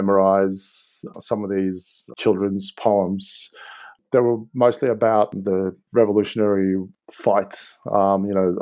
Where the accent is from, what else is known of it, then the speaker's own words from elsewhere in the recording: Novi Sad, Vojvodina, Serbia; now in Australia; I was born in Novi Sad, quote-unquote, capital of Vojvodina